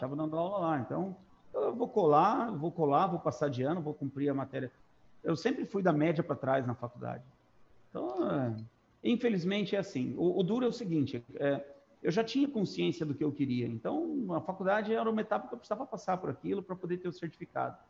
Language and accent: Portuguese; Três Lagoas, Mato Grosso do Sul, Brazil; also born or lived in Dracena, São Paulo; Eu me, me mudei para lá, eu tinha cinco anos de idade. Então, eu me considero sou matogrossense. Eu, eu entrei na escola em Três Lagoas